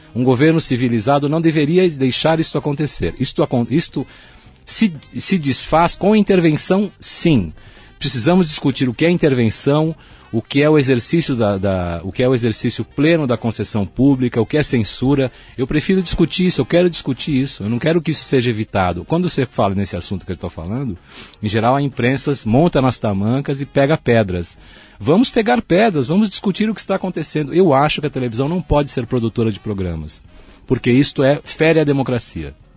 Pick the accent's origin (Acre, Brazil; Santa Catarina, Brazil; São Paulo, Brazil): São Paulo, Brazil; also born or lived in Germany; todo o espaço da minha infância na Moca não existe mais